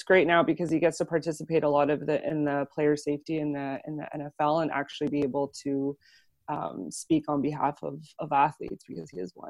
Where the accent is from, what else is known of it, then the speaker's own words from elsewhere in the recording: Montreal, Quebec, Canada; I'm from Montreal, and the Montreal Canadiens are a religion here.